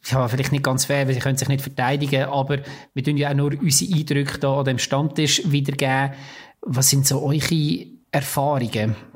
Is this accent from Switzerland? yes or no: yes; Switzerland; äh, ein bisschen klischemässig als Schweizer Dings.